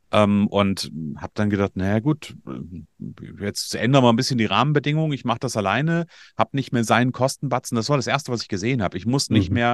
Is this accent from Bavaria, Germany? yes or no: no; Hesse, Germany; ich aus Nordhessen, ich bin gebürtiger Hesse